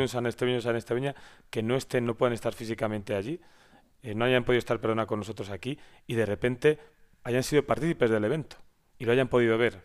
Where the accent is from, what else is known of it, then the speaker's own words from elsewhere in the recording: Valladolid, Castile and León, Spain; also born or lived in Madrid; now in San Esteban de Gormaz, Spain; yo no soy de San Esteban, mi mujer es de San Esteban, yo soy de Valladolid